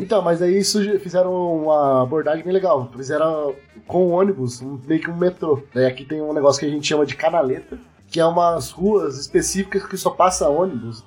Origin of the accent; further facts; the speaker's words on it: São Sebastião da Amoreira, Paraná, Brazil; moved away as an adult; now in Curitiba, Brazil; Eu não moro, não sou de Curitiba. Eu vim do interior do Paraná, que é uma cidade de São Sebastião da Moreira. Tem 9 mil habitantes somente.